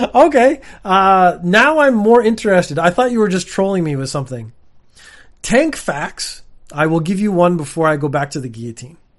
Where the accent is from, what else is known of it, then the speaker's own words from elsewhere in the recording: Canada; I come from Canada